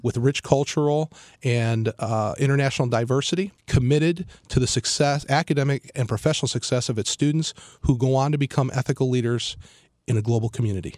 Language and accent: English; Cleveland, Ohio, United States; moved away as an adult; now in South Florida, United States; born and raised in Cleveland, uh, family of 7